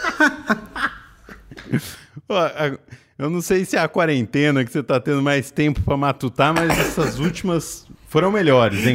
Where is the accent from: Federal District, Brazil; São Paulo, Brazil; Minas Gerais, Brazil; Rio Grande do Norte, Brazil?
São Paulo, Brazil; Pirassununga; perto da cidade onde eu nasci, Pirassununga